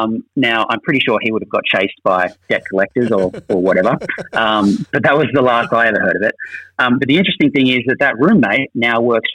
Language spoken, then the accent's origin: English; Orange, New South Wales, Australia; So I'm from Orange, which is nearby, similar neck of the woods, kind of country New South Wales.